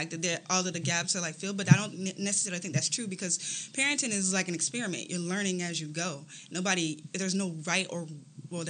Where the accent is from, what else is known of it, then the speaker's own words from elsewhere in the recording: Landstuhl, Rhineland-Palatinate, Germany; born there; Yeah, so I was born in Landstuhl, Germany.